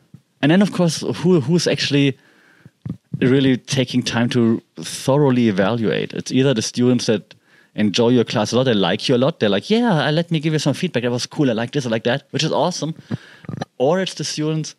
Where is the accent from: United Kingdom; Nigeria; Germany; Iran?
Germany; English is a second language; moved away as an adult; I'm not a native speaker, right? I'm from Germany, but I mean, I've been living and working in English-speaking countries